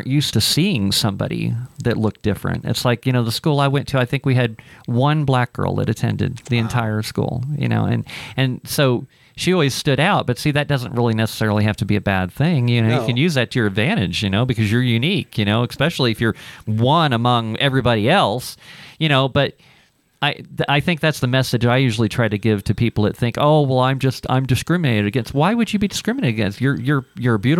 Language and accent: English; Ohio, United States; moved away as an adult; also born or lived in Dallas, Texas; growing up in Ohio. I remember when I was like 19, I decided to strike out on my own, and I moved to Dallas, Texas